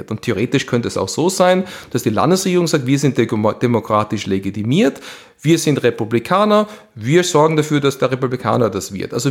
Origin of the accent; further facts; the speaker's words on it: Pennsylvania, United States; Da hat Kalifornien so an die 50 und Pennsylvania, wo ich herkomme, hat so, ich hatte mal 20, jetzt 19.